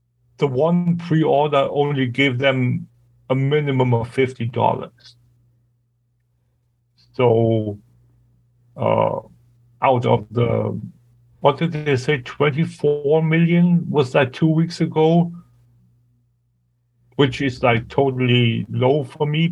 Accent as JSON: {"language": "English", "country": "Germany", "second_language": "English"}